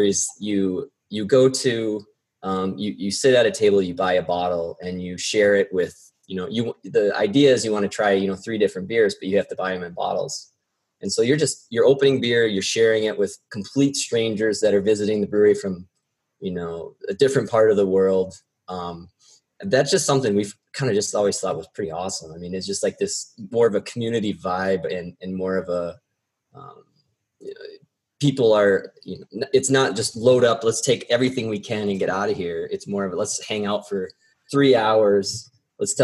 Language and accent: English; South Dakota, United States; moved away as an adult; I'm actually originally from South Dakota. So I moved out here to work in politics right after college